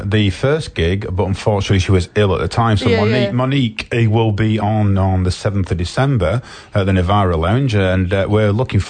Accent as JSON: {"language": "English", "region": "England", "country": "United Kingdom", "said": "I am obviously English, as people can tell"}